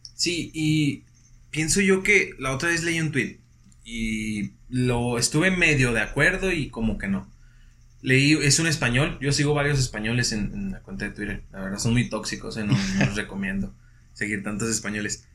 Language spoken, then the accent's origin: Spanish; Mexico; es nuestra forma de ser en México